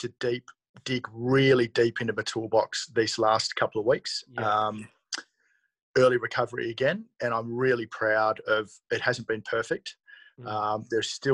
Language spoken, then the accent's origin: English; Australia; also born or lived in Sydney, Australia; I was back in my hometown.